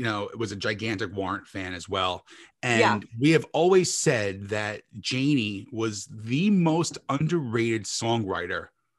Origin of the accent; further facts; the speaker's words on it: New Jersey, United States; I'm from New Jersey, Jeff's from New York. So growing up for me, you know, we're in … territory over here.